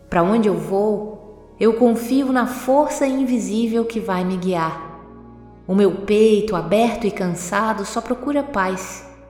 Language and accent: Portuguese; Minas Gerais, Brazil; E em Minas Gerais a gente tem muito o costume de dizer Dom Covim, Oncotô, Poncovô